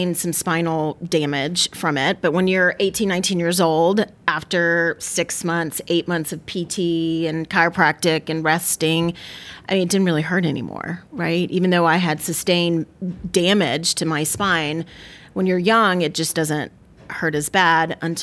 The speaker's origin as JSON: {"language": "English", "town": "Tallahassee", "region": "Florida", "country": "United States", "tie": "born or raised there", "moved": "as an adult", "lives_now": "Marietta, United States", "said": "I was born and raised in Tallahassee, Florida"}